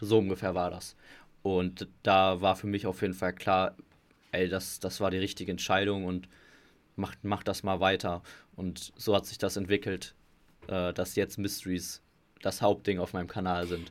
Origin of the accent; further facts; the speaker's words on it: Gelsenkirchen, North Rhine-Westphalia, Germany; ich komme aus Gelsenkirchen